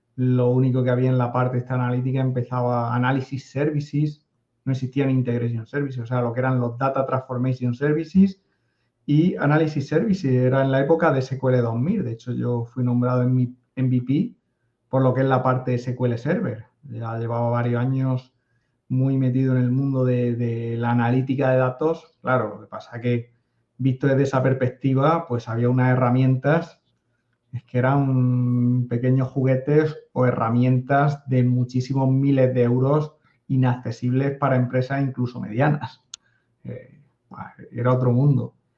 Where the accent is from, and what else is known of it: a town on the coast of Spain near Murcia, Region of Murcia, Spain; born or raised there